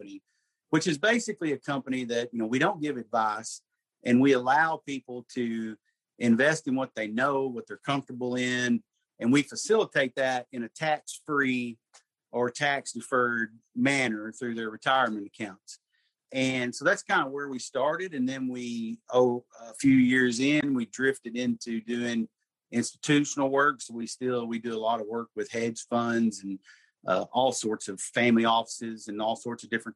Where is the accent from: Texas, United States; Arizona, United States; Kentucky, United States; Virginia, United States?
Kentucky, United States; Murray; also born or lived in Tennessee; I'm from Murray, Kentucky. Wasn't born and raised there. I was actually born in Tennessee, but moved there before I was a year old.